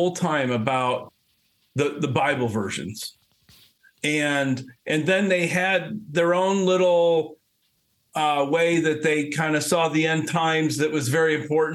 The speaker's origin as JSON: {"language": "English", "region": "Ohio", "country": "United States", "said": "you're from Ohio"}